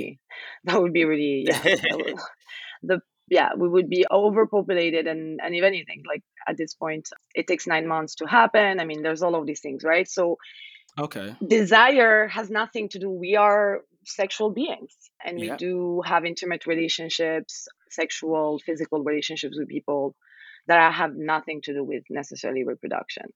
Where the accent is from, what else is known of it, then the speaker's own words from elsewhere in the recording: Algeria; I'm from Algeria.